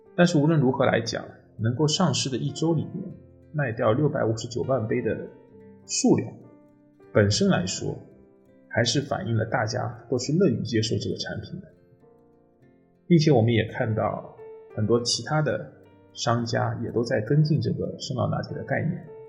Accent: Shanghai, China; 作为一个上海人

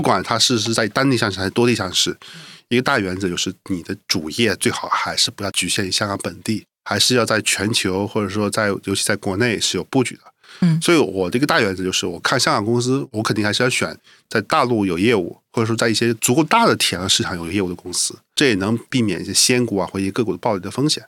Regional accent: China; 我们中国人一定是全世界人民里面最勤劳的那，那一档的

